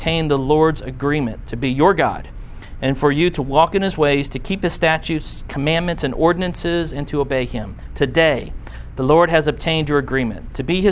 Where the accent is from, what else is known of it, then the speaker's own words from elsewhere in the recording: Blue Springs, Missouri, United States; moved away; when I was in first grade growing up in Blue Springs, Missouri, which is outside of Kansas City